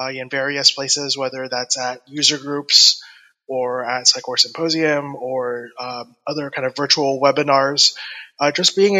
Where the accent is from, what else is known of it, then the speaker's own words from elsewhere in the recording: Atlanta, Georgia, United States; I'm from Atlanta, Georgia, in the United States.